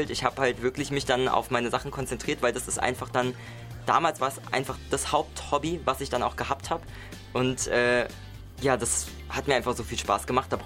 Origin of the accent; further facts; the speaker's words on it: Mainz, Rhineland-Palatinate, Germany; Ich bin 23 Jahre, ich komme aus Mainz.